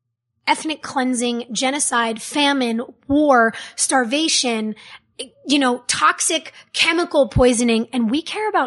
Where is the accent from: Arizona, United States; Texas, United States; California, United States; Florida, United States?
California, United States; West Hollywood; I grew up in West Hollywood. I grew up with people of every race, whether you were black or Puerto Rican or Asian, whether you were straight or gay or bisexual.